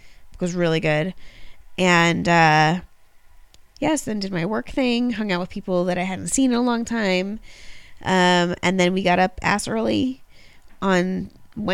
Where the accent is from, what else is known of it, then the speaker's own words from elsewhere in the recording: Orlando, Florida, United States; also born or lived in outside of Baltimore; now in Baltimore, United States; I grew up right outside of Orlando